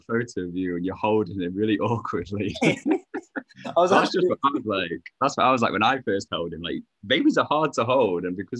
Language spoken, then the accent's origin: English; Sheffield, Yorkshire and the Humber, United Kingdom; I lived in Sheffield my whole life. I don't know how, because I've always, like, been into travelling, but just somehow, yeah, ended up here my whole life. I love Sheffield. Sheffield is a blessed city. Just got one too many hills, though.